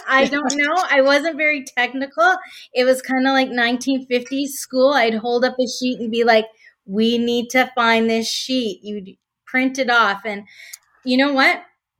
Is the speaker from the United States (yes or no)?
no; Canada; So I'm Canadian, live in Oakville, Ontario, just west of Toronto.